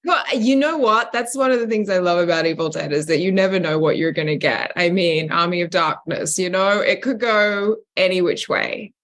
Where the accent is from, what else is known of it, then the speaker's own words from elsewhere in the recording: Australia; accent: Australian; I've never actually worked in my natural accent. I've never been Australian for a character.